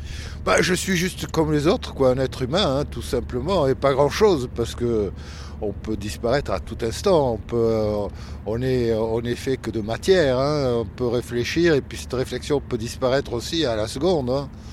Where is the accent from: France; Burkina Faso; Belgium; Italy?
France; Perpignan, Occitania; born or raised there; moved away as an adult; now in Paris, France